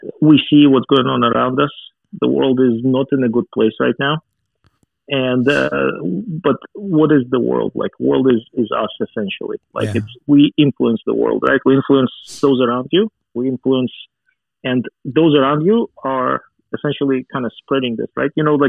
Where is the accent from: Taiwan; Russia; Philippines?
Russia; As you can imagine, growing up in Soviet Union is... I had a very strong inoculation against any kind of religion at the time.